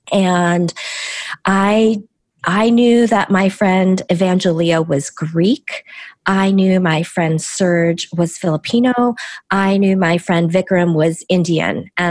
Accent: South Korea; first language Korean; English is a second language; So Korean was my first language, and uh, as I, you know, dove deeply and, uh, you know, very very good student, lost my Korean.

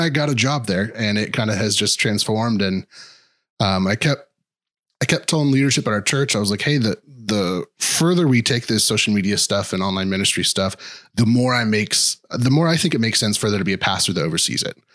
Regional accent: Kansas City, Missouri, United States; I am from Kansas City.

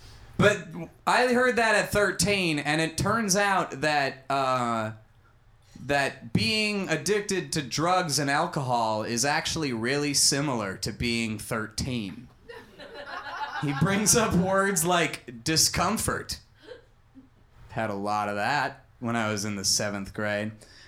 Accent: Bloomington, Minnesota, United States; Suburban Minneapolis, Minnesota.

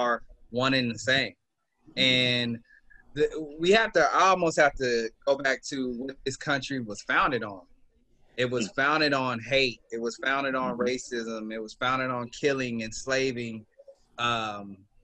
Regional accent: Los Angeles, California, United States; I'm from Los Angeles, California, South LA. Born and raised

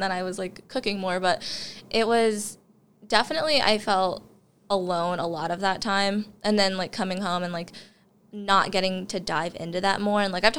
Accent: Bluffton, Indiana, United States; I always tell people I'm from the Fort Wayne area.

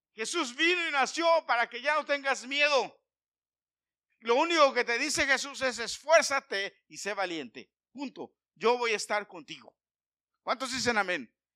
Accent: Mexico City, Mexico; Yo nací en la Ciudad de México. Yo nací en la Ciudad de México. Sin embargo, como a cuatro bloques de mi casa había un establo

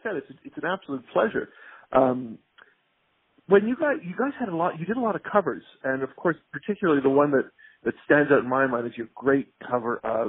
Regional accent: Canada; they keep on wondering what the hell I'm doing here because we're Canadian, and why aren't we back

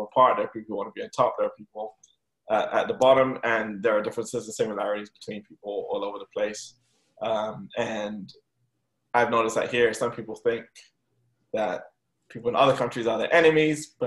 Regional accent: England, United Kingdom; now in Houston, United States; If you ask me where I'm from, I'll tell them England

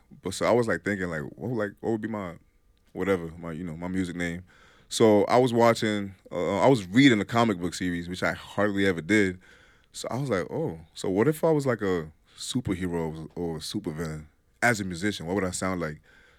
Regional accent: Nigeria; moved away as an adult; also born or lived in Delaware; now in Vermont, United States; growing up in Nigeria, it's like a whole different culture.

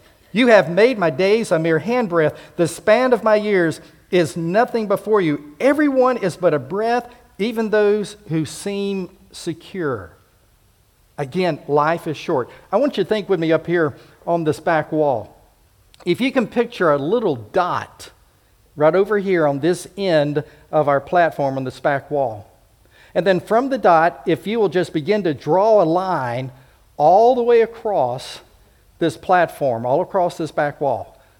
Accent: Homestead, Florida, United States; also born or lived in Pensacola / Fort Rucker / Enterprise; I grew up in Homestead Air Force Base, and then in Pensacola, the air base there at Eglin, as well as the naval base, Fort Rucker and Enterprise, and of course Maxwell here.

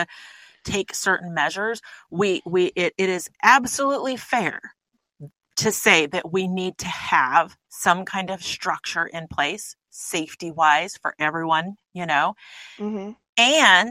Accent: Arkansas, United States; also born or lived in New Mexico; I was born in Arkansas

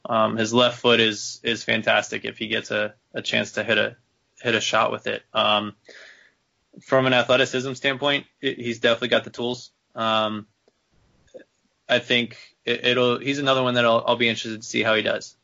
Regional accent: Maryland, United States; growing up in Maryland

